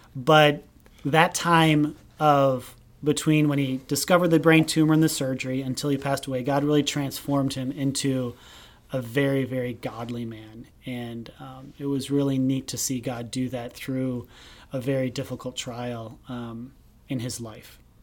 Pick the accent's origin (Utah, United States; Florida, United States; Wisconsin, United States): Wisconsin, United States; Hubertus; I grew up in Hubertus, Wisconsin, which is a small town just north of Milwaukee.